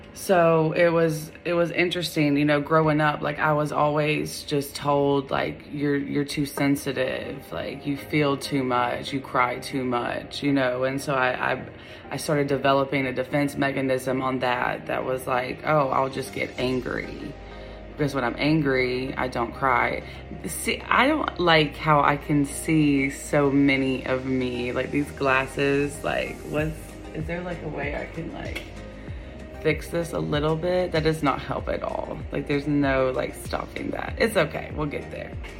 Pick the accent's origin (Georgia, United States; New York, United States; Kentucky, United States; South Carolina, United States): Georgia, United States; Gainesville; I was born in 1988 in Gainesville, Georgia, about an hour north of Atlanta.